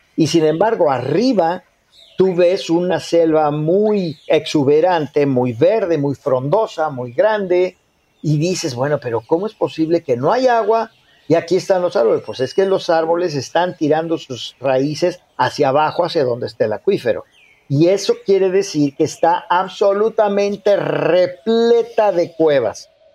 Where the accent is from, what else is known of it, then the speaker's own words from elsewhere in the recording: Mexico; como mexicanos